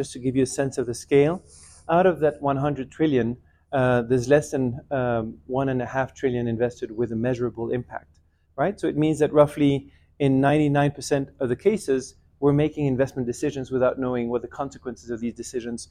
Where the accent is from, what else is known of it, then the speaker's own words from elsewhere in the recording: Geneva, Switzerland; I grew up in Geneva, but my family's originally from Bolivia on my mother's side in Latin America, and Iran in the Middle East from on my father's side.